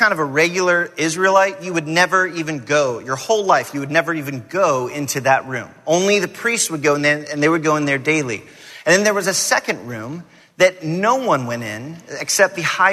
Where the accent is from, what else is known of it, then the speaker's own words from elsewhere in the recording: Atlanta, Georgia, United States; I grew up in Atlanta